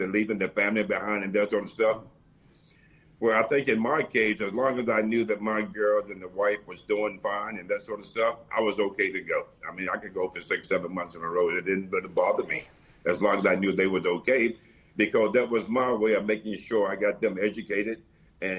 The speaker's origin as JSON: {"language": "English", "town": "Roxboro", "region": "North Carolina", "country": "United States", "tie": "born or raised there", "said": "we grew up in the Carolinas, a little town called Roxburgh, North Carolina"}